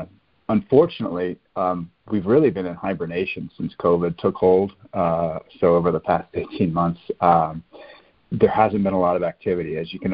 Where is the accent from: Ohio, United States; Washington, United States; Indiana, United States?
Ohio, United States; Columbus; now in Charlotte, United States; I grew up in Columbus, Ohio.